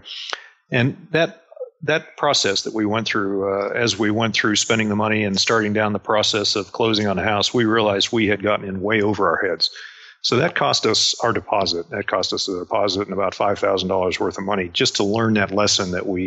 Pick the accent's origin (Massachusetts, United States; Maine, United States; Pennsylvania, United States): Pennsylvania, United States; Pittsburgh; moved away as an adult; I grew up outside of Pittsburgh, Pennsylvania, and I left as soon as I could. That's why I joined the Navy